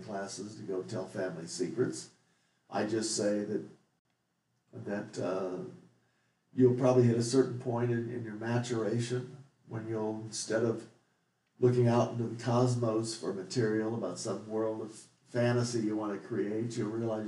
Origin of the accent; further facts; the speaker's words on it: Bethalto, Illinois, United States; I spent 22 years growing up in Bethalto, Illinois